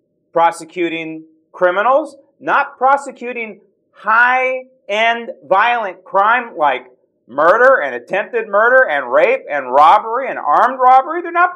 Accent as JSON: {"language": "English", "town": "San Francisco", "region": "California", "country": "United States", "tie": "born or raised there", "said": "talking to you as a native Californian and a native of the Bay Area. I grew up in San Francisco, smack dab, not just in the Bay Area, in San Francisco."}